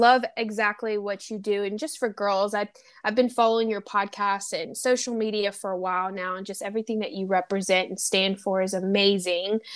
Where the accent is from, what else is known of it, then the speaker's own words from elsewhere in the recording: the South, United States; accent: twang; now in Los Angeles, United States; I'm from the South, and I moved to L